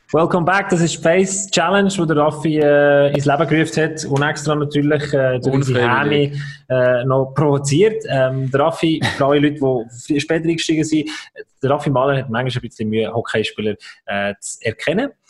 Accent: village neighbouring Wichtrach, Bern, Switzerland; Das ist das Nachbarsdorf, wo ich aufgewachsen bin

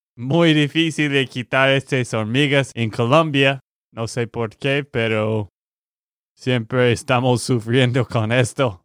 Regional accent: Texas, United States; de Texas, Estados Unidos

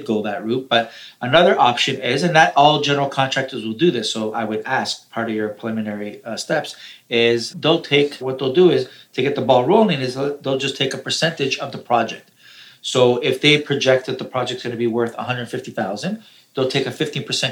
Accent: Toronto, Ontario, Canada; I'm from Toronto

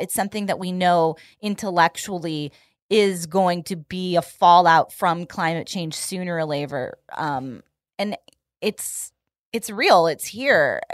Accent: Bay Area, California, United States; my hometown of the Bay Area

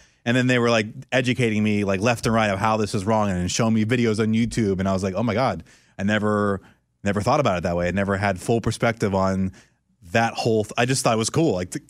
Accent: Orlando, Florida, United States; moved away; also born or lived in San Francisco; because growing up in Orlando, there's Discovery Cove and there's SeaWorld and all these things

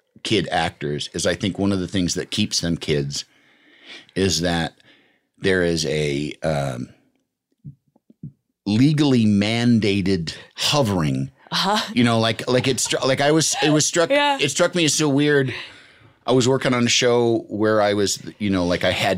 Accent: Chicago, Illinois, United States; growing up in Chicago, there were kids' morning shows that were specific

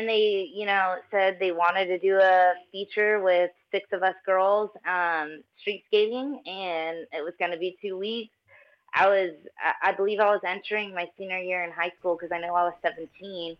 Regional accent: Florida-Georgia line, United States; I'm from the Florida-Georgia line, like, southern people, you know.

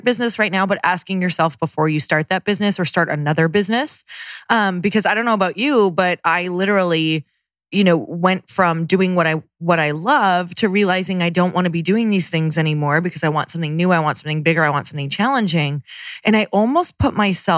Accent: Midwest, United States; I'm from the Midwest

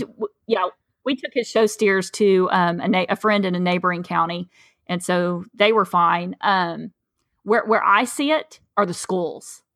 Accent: East Tennessee, United States; moved away as an adult; now in South Texas, United States; I'm from East Tennessee, um, I, actually, I'm in a county that, w, in a, from a county that borders Alabama and Georgia

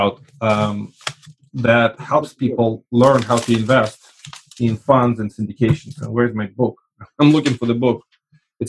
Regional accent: Russia; now in United States; I actually come from the former Soviet Union. I left, it was still Soviet Union.

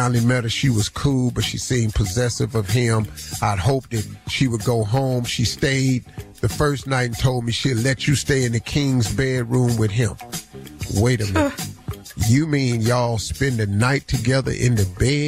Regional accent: Welch, West Virginia, United States; I grew up in Welch, West Virginia

